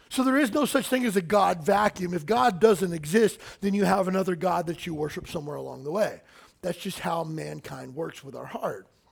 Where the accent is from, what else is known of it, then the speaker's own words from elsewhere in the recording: Kentucky, United States; I grew up in Kentucky